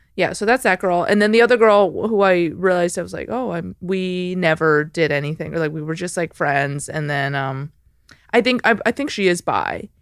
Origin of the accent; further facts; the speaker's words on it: Chicago, Illinois, United States; I'm from Chicago, the suburbs